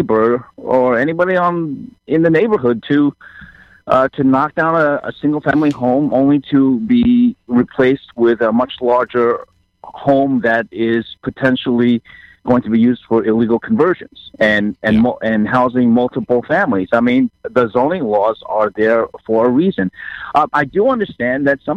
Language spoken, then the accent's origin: English; New York City, New York, United States; born or raised there; also born or lived in Taiwan / Flushing, Queens